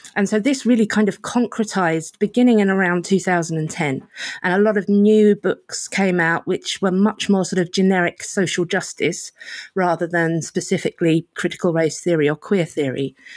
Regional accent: United Kingdom; as a British liberal

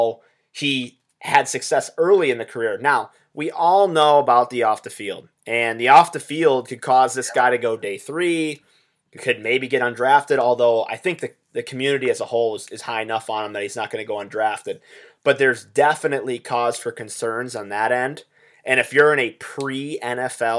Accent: Wisconsin, United States; We're from Wisconsin

